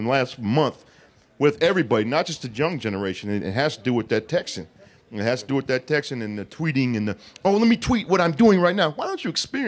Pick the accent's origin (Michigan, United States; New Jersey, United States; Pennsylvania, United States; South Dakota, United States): Michigan, United States; Detroit; now in California, United States; we're from Detroit